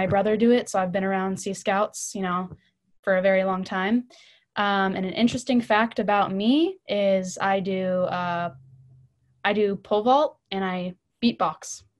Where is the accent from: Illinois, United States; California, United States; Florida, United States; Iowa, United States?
California, United States; San Clemente; I'm from San Clemente, California.